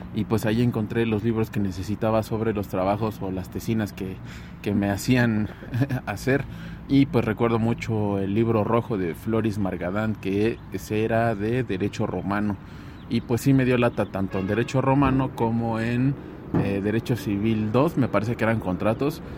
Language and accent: Spanish; Mexico; Como mexicanos